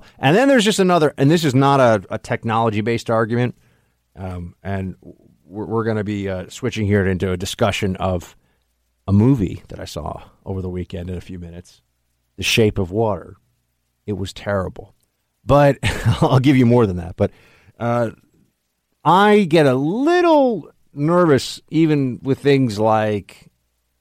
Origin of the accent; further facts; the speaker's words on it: New York City, New York, United States; here in New York City growing up